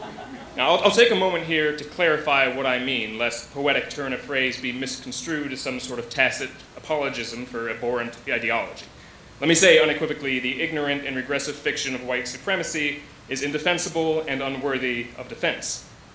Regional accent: Virginia, United States; also born or lived in Washington, D.C.; And like many of the members of Muscular Clown, I grew up in Virginia.

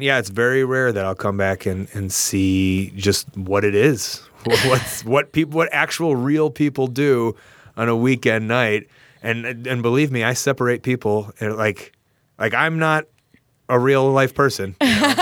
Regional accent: Deerfield, Illinois, United States; I grew up in Deerfield

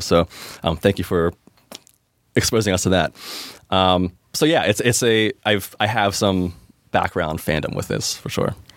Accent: Pittsburgh, Pennsylvania, United States; I'm from Pittsburgh originally and have since relocated my personal life to the city of Pittsburgh

